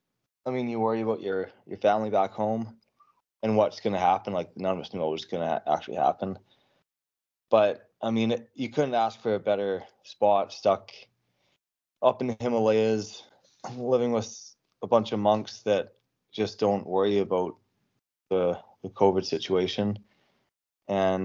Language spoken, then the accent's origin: English; Canada; Growing up in Canada